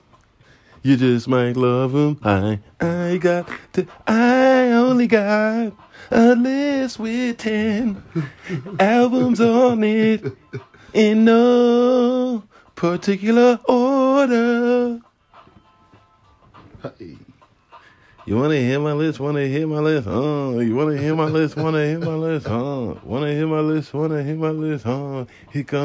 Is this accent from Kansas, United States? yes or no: no; New York, United States; I'm a New Yorker.